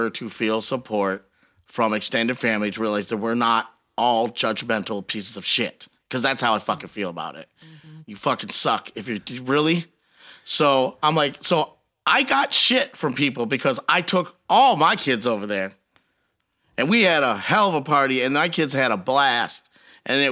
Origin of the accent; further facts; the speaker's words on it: Biloxi, Mississippi, United States; I grew up on old school gospel music because I grew up in Biloxi